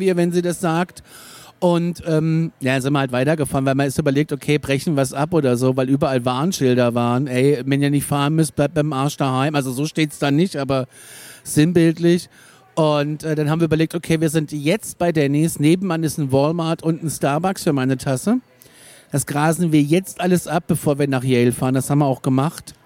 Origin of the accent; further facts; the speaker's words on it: Aschaffenburg, Bavaria, Germany; bei uns in Aschaffenburg